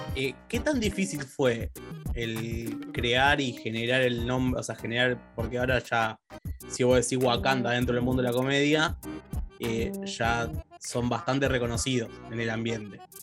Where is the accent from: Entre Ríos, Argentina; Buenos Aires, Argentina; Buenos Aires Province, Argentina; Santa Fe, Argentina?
Santa Fe, Argentina; Rosario; moved away; yo vengo de Rosario